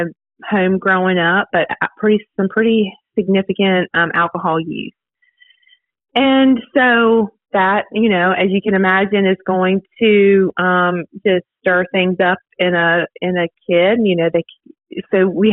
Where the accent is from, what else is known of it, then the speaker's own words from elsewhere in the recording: Virginia, United States; moved away as an adult; now in Dothan, United States; I'm from Virginia originally. Moved to Dothan about 10 years ago